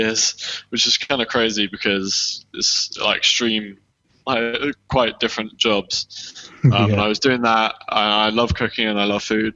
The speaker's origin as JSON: {"language": "English", "country": "United Kingdom", "accent": "south of England", "moved": "yes", "said": "I'm from Surrey in London. So Greater London."}